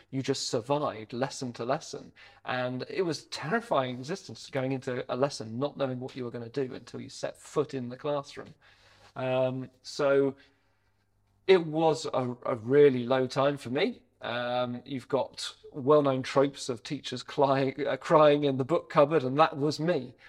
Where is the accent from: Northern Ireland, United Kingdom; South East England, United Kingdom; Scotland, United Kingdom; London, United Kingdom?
South East England, United Kingdom; Hampshire, Sussex area; moved away as an adult; also born or lived in Devon; now in Bath, United Kingdom; we grew up in the Hampshire, Sussex area. Uh, I went to school around there.